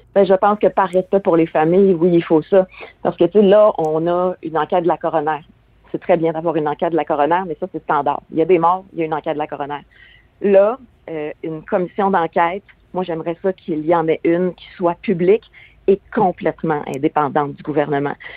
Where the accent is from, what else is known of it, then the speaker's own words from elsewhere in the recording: Quebec, Canada; chez nous au Québec